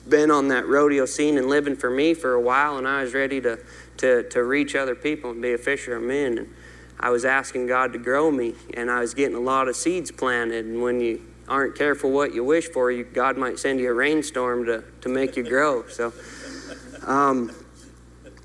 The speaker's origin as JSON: {"language": "English", "region": "Montana", "country": "United States", "said": "I'm from Montana"}